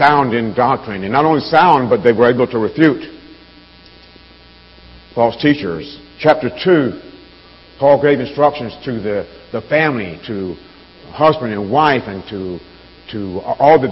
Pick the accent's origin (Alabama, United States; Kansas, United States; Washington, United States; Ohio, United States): Alabama, United States; now in Chicago, United States; I grew up down south in Alabama